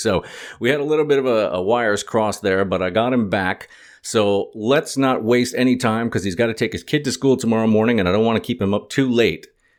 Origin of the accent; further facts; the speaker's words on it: United States; as an American